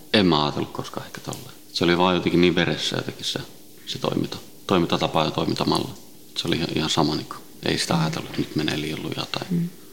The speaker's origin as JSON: {"language": "Finnish", "town": "Helsinki", "region": "Uusimaa", "country": "Finland", "tie": "born or raised there", "also_born_or_lived": "Sweden", "said": "viisivuotiaana noin tultiin Suomeen, Itä-Helsinkiin"}